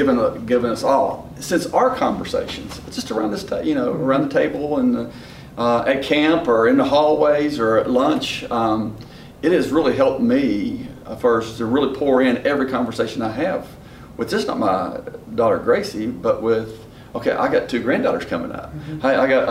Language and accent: English; West Virginia, United States; accent: West Virginia; that's my West Virginia accent.